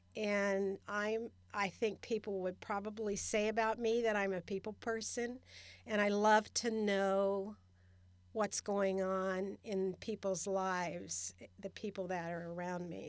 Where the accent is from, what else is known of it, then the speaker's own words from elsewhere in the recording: Cincinnati, Ohio, United States; moved away as an adult; also born or lived in Redwood City, California / Sacramento, California; now in Stockton, United States; I grew up in Cincinnati, Ohio. and I moved to California with my first husband in nineteen seventy-three